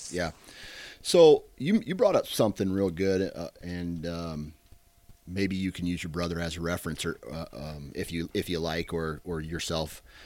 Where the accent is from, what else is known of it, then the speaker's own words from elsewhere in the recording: Iowa, United States; a fellow Iowan